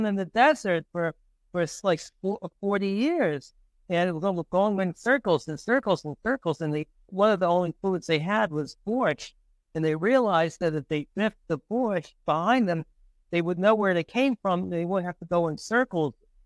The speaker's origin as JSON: {"language": "English", "town": "New York City", "region": "New York", "country": "United States", "tie": "born or raised there", "moved": "yes", "lives_now": "Hoboken, United States", "said": "I grew up in the Bronx"}